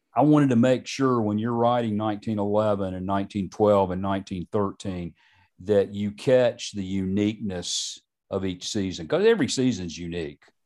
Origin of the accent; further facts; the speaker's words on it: Charlotte, North Carolina, United States; I grew up in Charlotte.